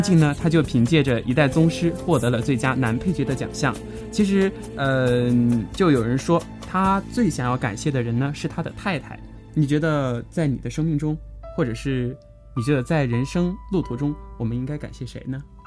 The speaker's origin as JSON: {"language": "Chinese", "town": "Fengjie", "region": "Chongqing", "country": "China", "tie": "born or raised there", "said": "我的家乡在重庆凤姐，著名的白帝城"}